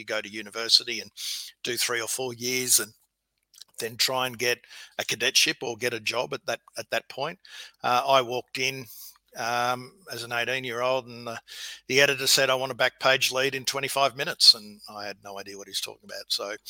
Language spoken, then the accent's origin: English; Victoria, Australia; No, I was in the country. So I've always been a country kid, and my dad was a bank manager.